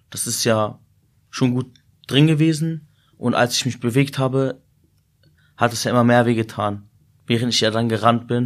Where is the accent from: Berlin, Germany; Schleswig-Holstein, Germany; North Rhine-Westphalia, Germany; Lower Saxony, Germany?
Lower Saxony, Germany; Peine; born there; meine Eltern kommen aus Syrien. Ich bin in Deutschland geboren, also in Peine.